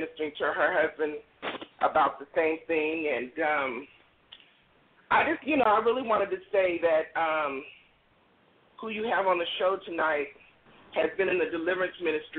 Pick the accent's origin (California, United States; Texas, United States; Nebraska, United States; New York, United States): California, United States; now in Oklahoma City, United States; I'm originally from California.